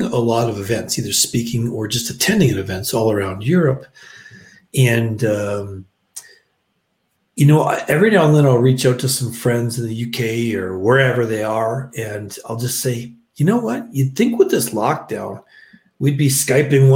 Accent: Canada; moved away as an adult; I'm from Canada

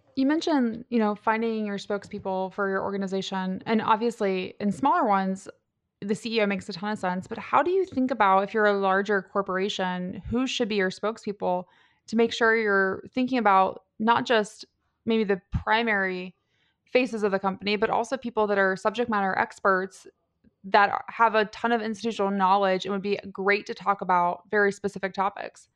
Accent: Cincinnati, Ohio, United States; I grew up in Cincinnati, so Like, skyline is life to me

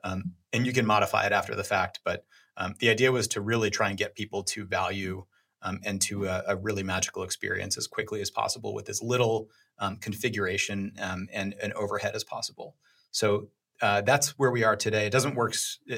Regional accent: New York, United States; Yeah, well, so I'm from New York. I had no idea of anything going on the West Coast.

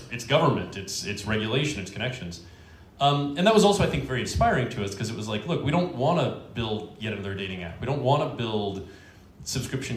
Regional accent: Washington, District of Columbia, United States; I was born and raised in Washington, D.C.

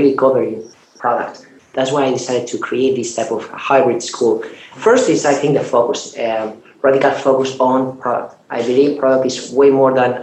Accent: Spain; moved away as an adult; now in Silicon Valley, United States; I'm from Spain, I moved from Europe to Silicon Valley

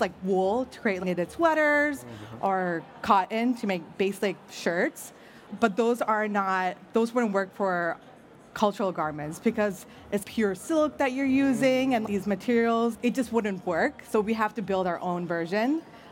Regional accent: Chicago, Illinois, United States; I'm a first-gen Indian-American who grew up in the suburbs of Chicago

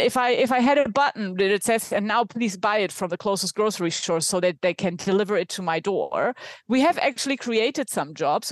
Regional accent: Germany; accent: German; English is a second language; now in Spain; based in Spain, though from my accent, you can tell that I'm German

